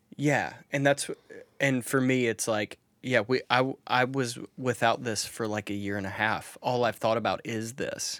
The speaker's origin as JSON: {"language": "English", "region": "Mississippi", "country": "United States", "said": "I'm from Mississippi"}